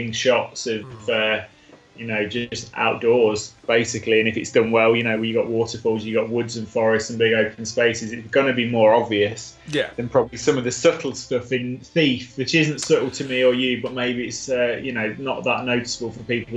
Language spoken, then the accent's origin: English; England, United Kingdom; I'm English.